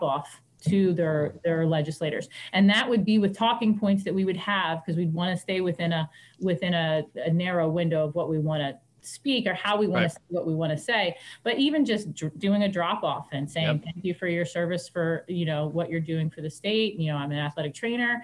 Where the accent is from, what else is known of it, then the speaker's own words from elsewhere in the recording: United States; I grew up here, so I'm back home where I grew up